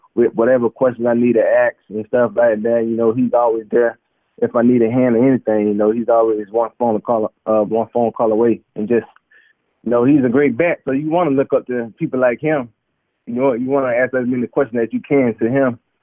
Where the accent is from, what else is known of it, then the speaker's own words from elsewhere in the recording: Immokalee, Florida, United States; moved away; also born or lived in Cleveland, Ohio; growing up in Immokalee, uh going to the the big cypress